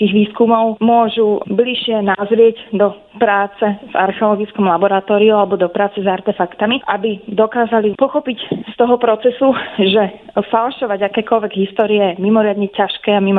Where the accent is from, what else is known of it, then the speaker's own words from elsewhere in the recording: Bratislava, Bratislava Region, Slovakia; moved away as an adult; also born or lived in Moscow, Russia; now in Nanterre, France; mám 39 rokov a narodila som sa v Bratislave.